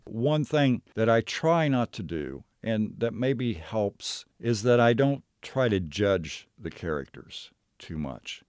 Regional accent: Knockemstiff, Ohio, United States; I grew up in Knockham Stiff. It wasn't actually a city. It was a very small village. I lived there from the time I was, uh, you know, about a year old until I was seventeen

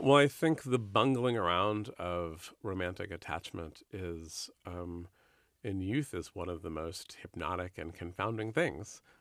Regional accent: San Francisco, California, United States; I grew up in San Francisco

